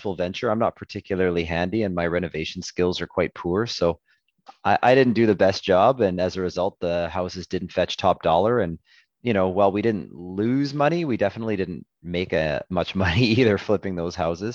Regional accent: Edmonton, Alberta, Canada; I'm born and raised in Edmonton

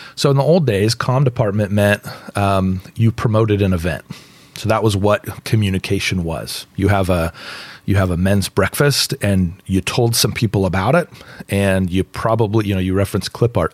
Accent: West Coast, United States; moved away as an adult; I grew up on the West Coast. Uh, my dad taught at Biola University

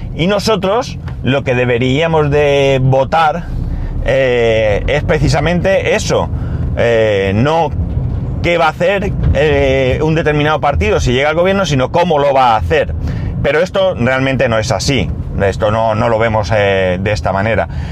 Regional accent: Spain; como ciudadano español que paga sus impuestos

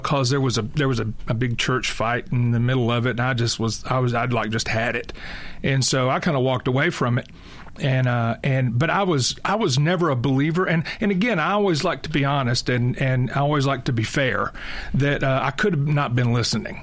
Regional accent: Tennessee, United States; I grew up in Tennessee

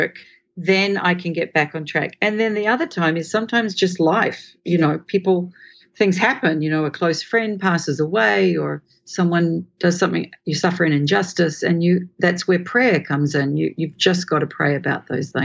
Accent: Australia; also born or lived in England; now in Singapore; I'm from Australia. We live in Singapore.

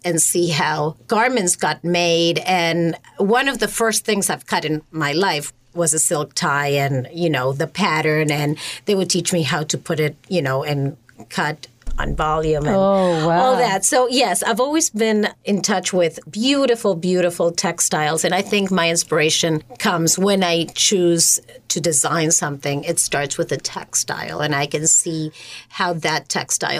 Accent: Buenos Aires, Argentina; accent: Argentine; English is a second language; moved away as an adult; now in United States; I'm originally from Argentina, Buenos Aires.

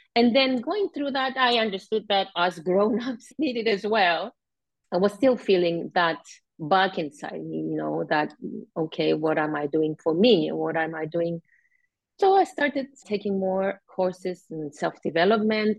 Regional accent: Cyprus; I was born and live in Cyprus all my life.

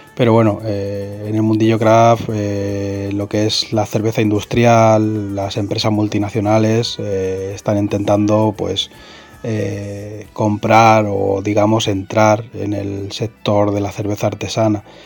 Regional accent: Spain

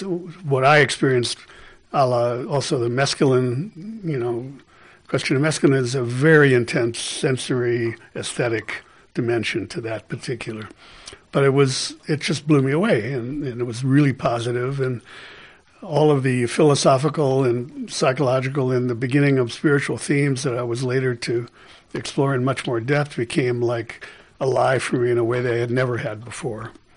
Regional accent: Milwaukee, Wisconsin, United States; I grew up in Milwaukee.

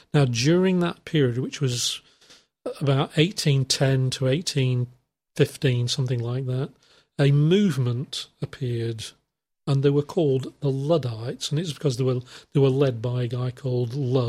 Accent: England, United Kingdom; it started in England, in fact, my hometown just about

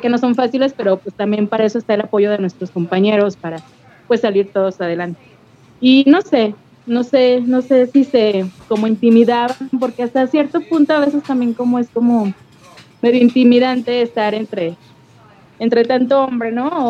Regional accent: León, Guanajuato, Mexico; de aquí de León, Guanajuato.

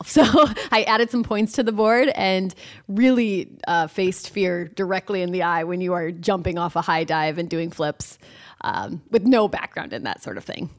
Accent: Hinton, Iowa, United States; also born or lived in Cedar Rapids, Iowa; I grew up in Hinton, Iowa, um, went to high school there

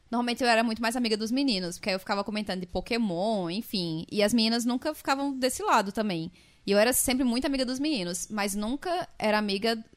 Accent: São Paulo, Brazil; E isso é uma das coisas que eu lembro da minha infância lá em São Paulo, de assistir muito Castelo Ratimbum.

